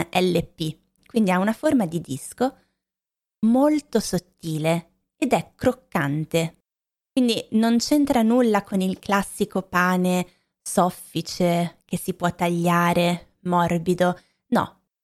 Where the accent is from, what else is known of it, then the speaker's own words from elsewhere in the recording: Lombardy, Italy; Anche io che sono cresciuta in Lombardia